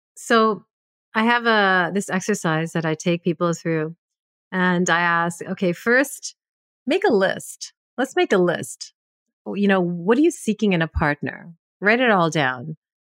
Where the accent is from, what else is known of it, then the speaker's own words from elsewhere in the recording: Canada; I'm a Punjabi, but born and raised in Canada